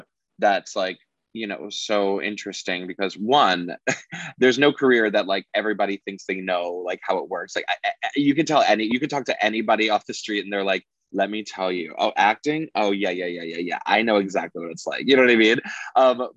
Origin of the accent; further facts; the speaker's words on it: Long Island, New York, United States; also born or lived in Queens, New York; moved out to Long Island when I was like in first grade